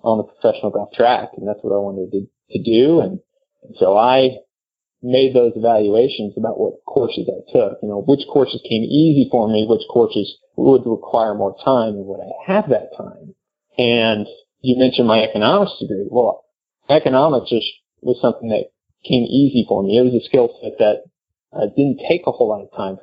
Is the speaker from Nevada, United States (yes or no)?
no; North Texas, United States; growing up in North Texas, that were pursuing a professional golf path